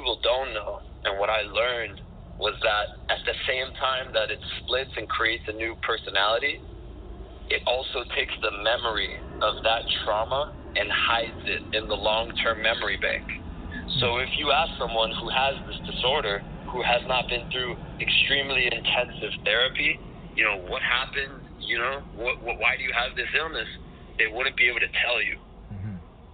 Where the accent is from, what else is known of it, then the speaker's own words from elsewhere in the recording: Miami, Florida, United States; I'm born and raised in Miami